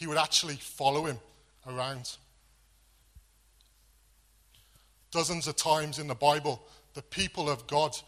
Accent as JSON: {"language": "English", "region": "Wales", "country": "United Kingdom", "tie": "born or raised there", "moved": "yes", "said": "Growing up in Wales, there were always lots of sheep."}